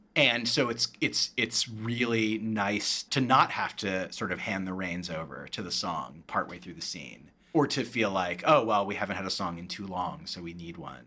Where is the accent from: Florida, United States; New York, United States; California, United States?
California, United States; Berkeley; moved away; I'm from Berkeley, California originally, and, uh, Yellow Jackets is a play set at Berkeley High, which was my high school